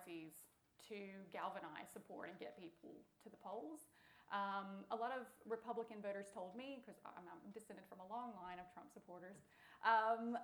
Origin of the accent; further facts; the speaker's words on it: United States; I'm an American.